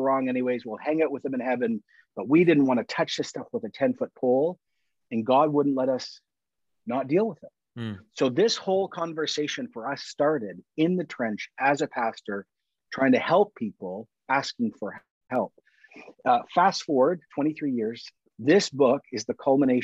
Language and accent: English; Canada; also born or lived in Toronto; I'm Canadian